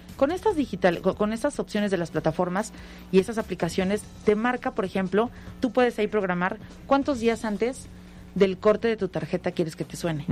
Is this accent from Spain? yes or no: no; Mexico